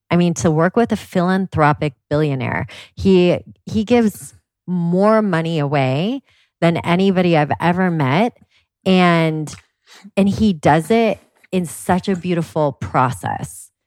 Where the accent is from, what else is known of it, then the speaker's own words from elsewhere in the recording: Washington, United States; I grew up in Washington State